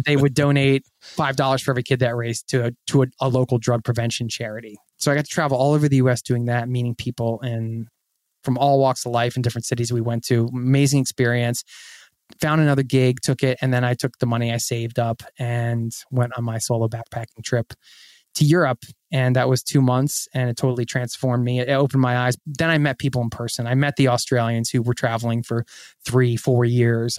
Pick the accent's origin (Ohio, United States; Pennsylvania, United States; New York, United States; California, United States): Pennsylvania, United States; Philadelphia; I grew up outside of Philadelphia in the suburbs